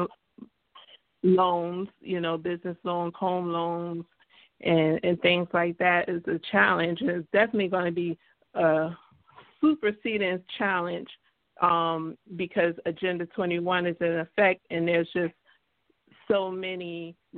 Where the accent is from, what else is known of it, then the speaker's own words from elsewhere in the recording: New York, United States; I'm a New Yorker